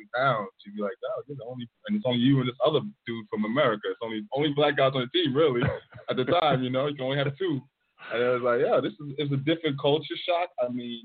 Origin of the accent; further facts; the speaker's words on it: New York area, United States; I'm coming from New York area, so it's more diverse